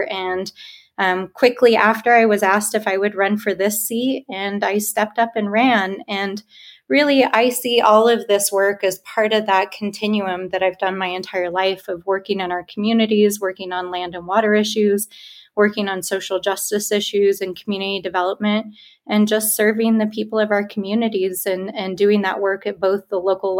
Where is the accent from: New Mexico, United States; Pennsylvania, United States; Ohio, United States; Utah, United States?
New Mexico, United States; Albuquerque; moved away as an adult; also born or lived in Washington; I grew up in Albuquerque